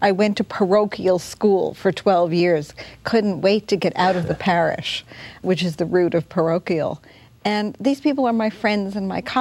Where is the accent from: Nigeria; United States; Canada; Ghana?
United States; as an American